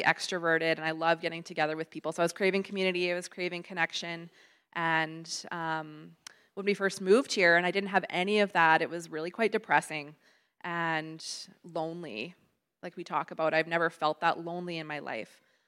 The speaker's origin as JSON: {"language": "English", "town": "Winnipeg", "region": "Manitoba", "country": "Canada", "also_born_or_lived": "Yukon", "said": "it was now our time to move back home to the Winnipeg area"}